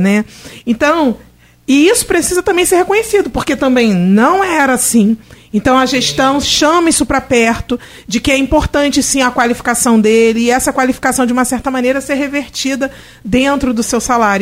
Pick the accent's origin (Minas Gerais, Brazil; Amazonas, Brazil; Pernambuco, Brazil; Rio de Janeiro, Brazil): Rio de Janeiro, Brazil; now in Campos dos Goytacazes, Brazil; eu sou, eu sou é, carioca e tal, eu moro em Campos